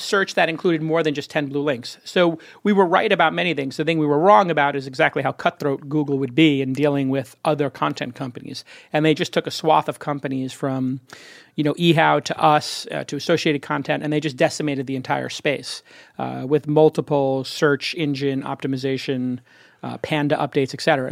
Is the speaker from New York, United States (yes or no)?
yes; New York City, New York, United States; I'm from Brooklyn